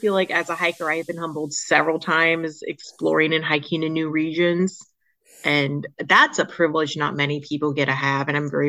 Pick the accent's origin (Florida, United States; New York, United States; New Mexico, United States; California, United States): Florida, United States; moved away as an adult; also born or lived in Asheville, North Carolina; now in Franklin, United States; growing up in Florida